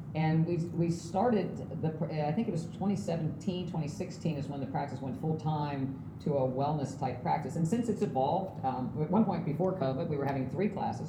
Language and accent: English; West Virginia, United States; moved away; I'm from West Virginia